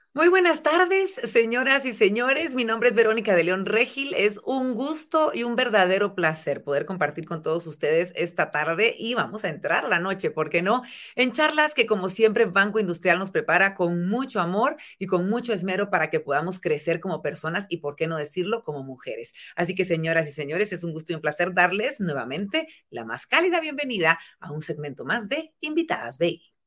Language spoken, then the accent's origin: Spanish; Quetzaltenango, Guatemala; en mi tierra, ellas son mis paisanas en Quetzaltenango